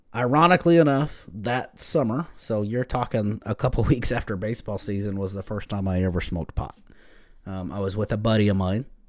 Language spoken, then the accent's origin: English; Lubbock, Texas, United States; I grew up here in West Texas, um, right here in Lubbock.